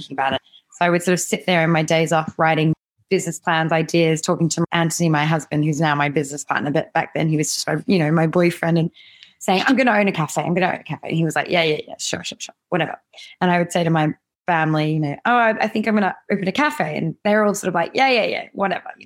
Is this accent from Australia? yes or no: yes; Western District of Victoria, Australia; moved away as an adult; now in London, United Kingdom; I grew up in the Western District of Victoria on farm life, which was wonderful.